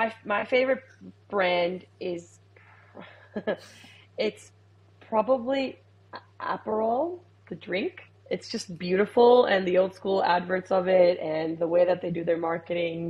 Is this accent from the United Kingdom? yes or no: no; Puerto Rico; also born or lived in United States; now in Australia; I grew up in the Caribbean. I'm from Puerto Rico